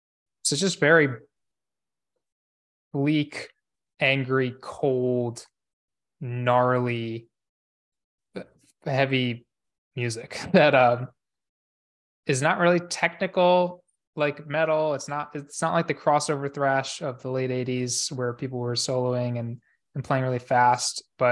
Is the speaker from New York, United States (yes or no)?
yes; Rochester, New York, United States; also born or lived in Albany, New York; I'm not from Troy. I'm actually from Rochester, New York.